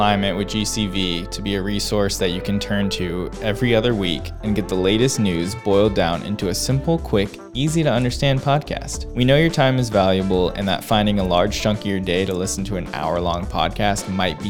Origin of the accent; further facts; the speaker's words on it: Southern California, United States; now in Georgia, United States; I'm from Southern California originally.